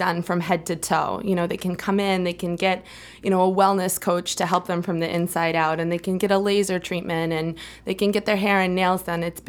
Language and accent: English; Durham, Maine, United States; also born or lived in New York City; I'm from Durham, Maine